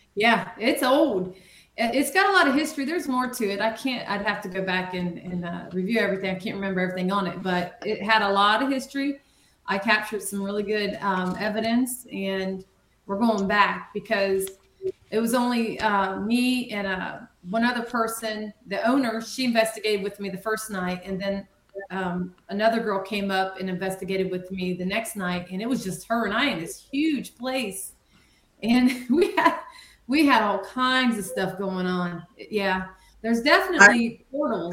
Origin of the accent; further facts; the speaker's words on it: Marion, United States; my hometown, Marion